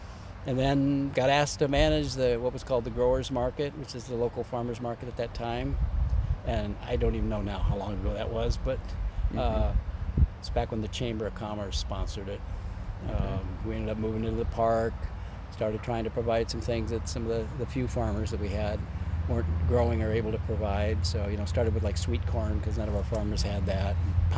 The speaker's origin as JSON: {"language": "English", "town": "Portland", "region": "Oregon", "country": "United States", "tie": "born or raised there", "also_born_or_lived": "California", "said": "I consider myself an Oregonian. I graduated from high school in Portland."}